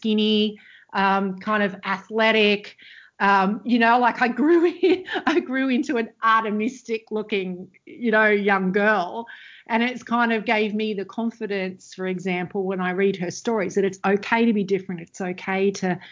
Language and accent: English; Australia; I come from Australia, which at the time, you know, is very sort of white bread, Christian